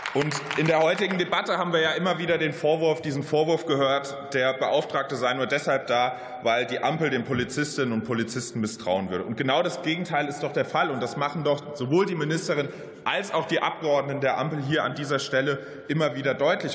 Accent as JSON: {"language": "German", "town": "Mainz", "region": "Rhineland-Palatinate", "country": "Germany", "said": "in meiner Heimat Mainz"}